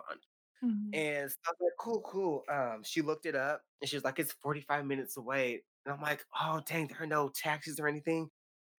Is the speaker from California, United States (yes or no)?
yes; California, United States; from California.